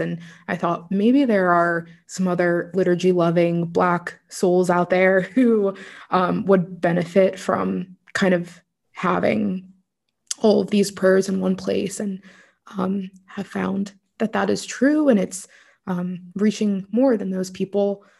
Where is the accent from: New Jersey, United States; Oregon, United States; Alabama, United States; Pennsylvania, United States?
Pennsylvania, United States; Pittsburgh; also born or lived in Los Angeles / Florida; from the age of around six and on i was raised in pittsburgh